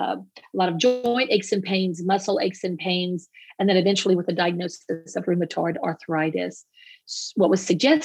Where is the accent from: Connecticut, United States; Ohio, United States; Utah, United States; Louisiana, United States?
Louisiana, United States; Cajun; as a Cajun